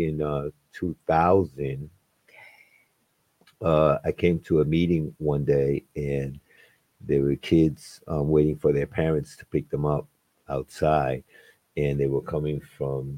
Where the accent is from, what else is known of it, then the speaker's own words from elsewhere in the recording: New York City, New York, United States; now in New Haven, United States; I am born and raised in New York City. I've been in New Haven for 33 years now